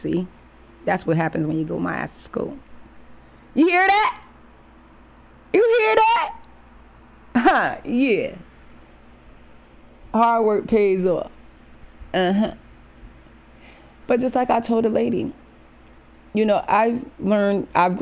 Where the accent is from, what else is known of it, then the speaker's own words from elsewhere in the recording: New Haven, Connecticut, United States; my hometown, the 203 New Haven, Connecticut